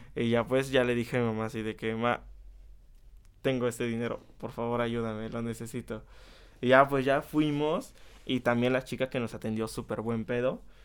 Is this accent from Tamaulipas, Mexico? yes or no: no; Chapulco, Puebla, Mexico; also born or lived in Tehuacán, Puebla; nací en Tehuacán, pero toda mi vida he vivido, toda mi vida he vivido en Chapulco, es un pueblo que, que está como a 30